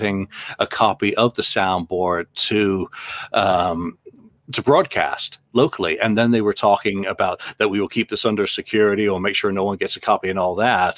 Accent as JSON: {"language": "English", "region": "England", "country": "United Kingdom", "said": "I'm English"}